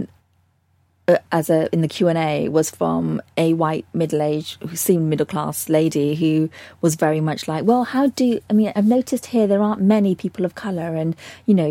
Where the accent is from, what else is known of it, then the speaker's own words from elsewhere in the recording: Bristol, South West England, United Kingdom; moved away as an adult; it's my hometown